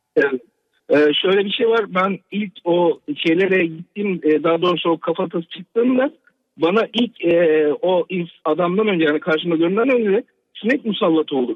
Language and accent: Turkish; Ankara, Turkey; moved away as an adult; also born or lived in Kırıkkale; now in Toronto, Canada; Normalde Kırıkkale'liyim. Doğma büyüme Ankara'da yaşadım.